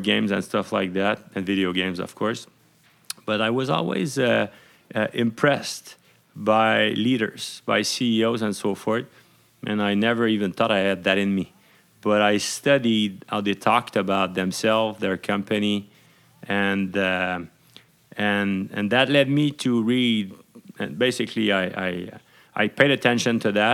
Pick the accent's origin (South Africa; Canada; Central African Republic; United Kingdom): Canada; Montreal, Quebec; also born or lived in Laval; I was born in Montreal